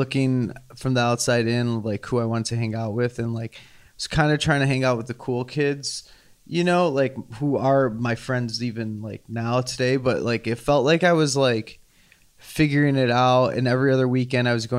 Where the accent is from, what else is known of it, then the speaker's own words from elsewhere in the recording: Chicago, Illinois, United States; also born or lived in Riverside, Illinois / Westchester, Illinois / New York; now in Los Angeles, United States; I was born in Chicago, grew up in the city, unlike Foster and Western.